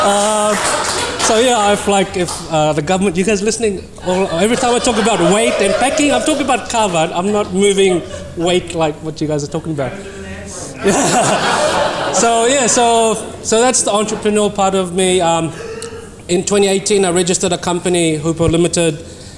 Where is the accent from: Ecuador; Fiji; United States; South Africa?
Fiji; moved away as an adult; now in New Zealand; born and bred in Fiji, came to New Zealand some 20 years ago